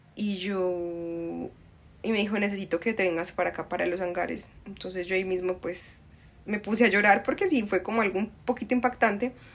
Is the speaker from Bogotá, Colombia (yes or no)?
no; Medellín, Antioquia, Colombia; accent: paisa; also born or lived in Cali; desde los cuatro años me vine para Medellín, soy más paisa, pero la sangre es de allá